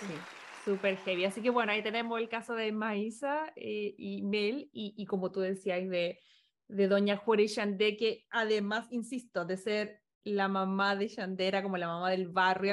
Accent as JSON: {"language": "Spanish", "country": "Chile", "moved": "yes", "lives_now": "Los Angeles, United States", "said": "por lo menos como chilenos, porque lamentablemente no es nuestra realidad"}